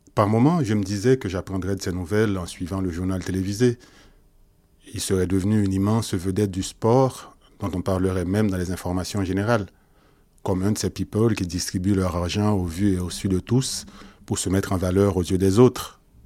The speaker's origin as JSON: {"language": "French", "town": "Port-au-Prince", "region": "Ouest", "country": "Haiti", "tie": "born or raised there", "moved": "yes", "said": "Je suis né plutôt"}